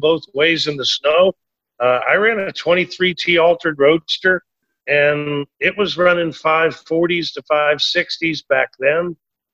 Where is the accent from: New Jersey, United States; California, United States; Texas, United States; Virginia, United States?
Texas, United States; I was a jackass from Texas